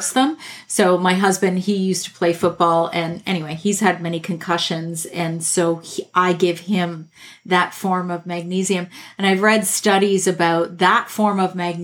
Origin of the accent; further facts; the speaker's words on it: Canada; I'm Canadian